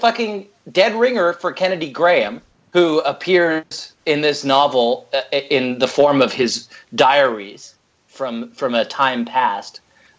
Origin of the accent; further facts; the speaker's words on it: United Kingdom; I'm British